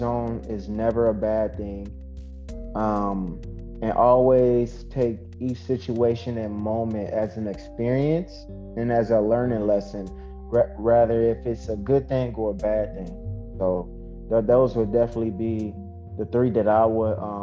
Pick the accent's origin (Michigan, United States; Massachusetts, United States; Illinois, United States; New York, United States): Illinois, United States; Zion; now in Kenosha, United States; I'm from Zion, Illinois, but I'm in Kenosha, Wisconsin now